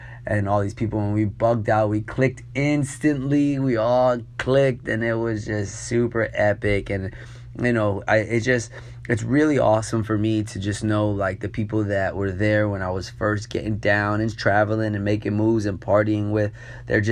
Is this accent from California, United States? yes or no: no; New York, United States; I grew up in New York